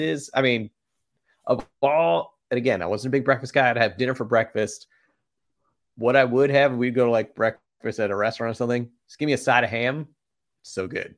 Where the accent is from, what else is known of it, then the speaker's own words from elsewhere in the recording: Boston, Massachusetts, United States; growing up in Boston